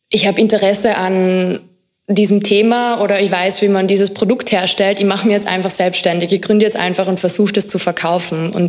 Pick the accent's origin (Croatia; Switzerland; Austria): Austria; Carinthia; Also ich bin in Kärnten aufgewachsen, relativ konservativ.